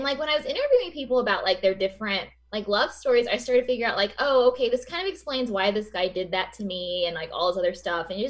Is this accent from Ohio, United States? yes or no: no; Coffeyville, Kansas, United States; also born or lived in Wichita, Kansas; now in Los Angeles, United States; I'm from this town called Coffeyville, Kansas